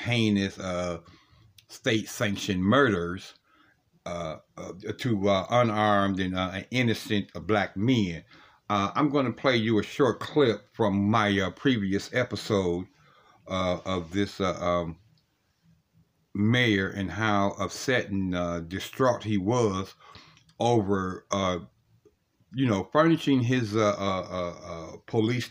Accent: Cleveland, Ohio, United States; Columbus, Ohio is my home state because I'm from Cleveland, Ohio.

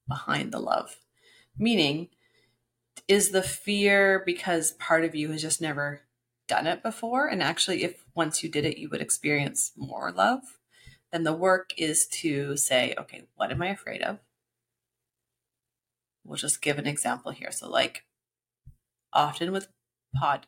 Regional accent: Canada; now in Tulum, Mexico; As a Canadian

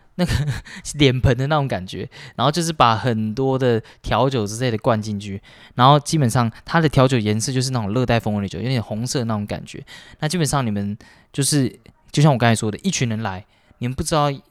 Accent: Taiwan; 台湾本岛的人

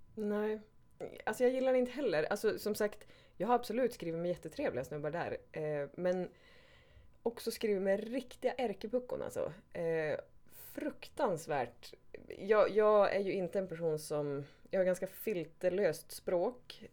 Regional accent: Skellefteå, Västerbotten County, Sweden; now in Stockholm, Sweden; Jag är 36, kommer från Skellefteå Bor i Stockholm idag.

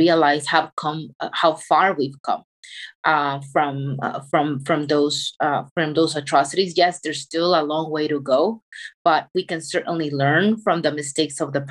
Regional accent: El Salvador; moved away; my experience growing up in El Salvador

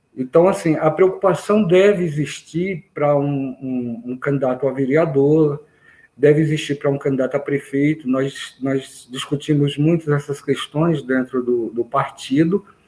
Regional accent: Brejo Santo, Ceará, Brazil; now in Valparaíso de Goiás, Brazil; Eu sou cearense, é, nascido em Brejo Santo

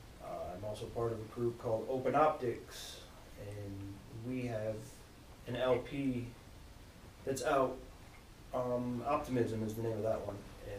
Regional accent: Michigan, United States; moved away; I'm from Michigan originally, various parts.

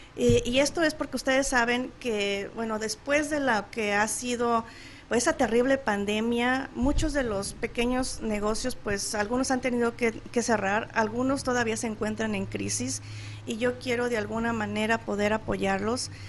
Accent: Guanajuato, Mexico; moved away as an adult; now in Chandler, United States; soy de Guanajuato, Guanajuato, y pues fui a la Universidad de Guanajuato

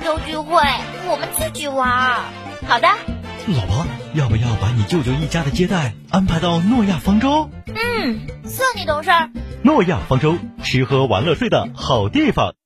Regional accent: Chengdu, Sichuan, China; 在成都有好多地方是我们成都人晓得，但是从来都想不起要去的

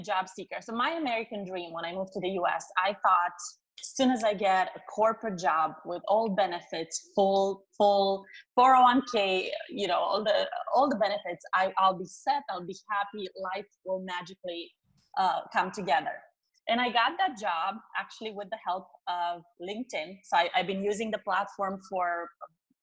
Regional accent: Romania; moved away as an adult; also born or lived in Chicago; now in San Diego, United States; I'm originally from Romania

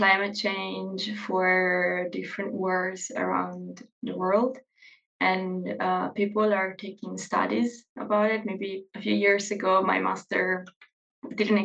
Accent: Verona, Veneto, Italy; I'm from Verona.

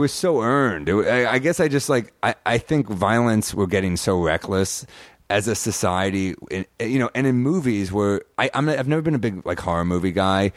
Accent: New York, United States; I'm a New Yorker

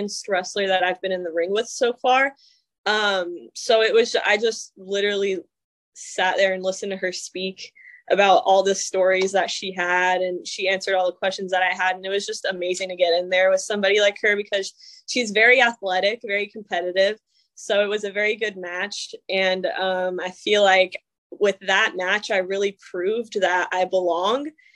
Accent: North Carolina, United States; I grew up in North Carolina and it's a big wrestling state

